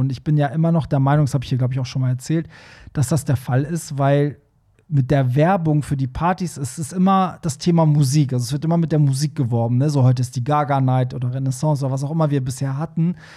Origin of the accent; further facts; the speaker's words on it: Hamburg, Germany; als Hamburger, der da ab und zu mal ist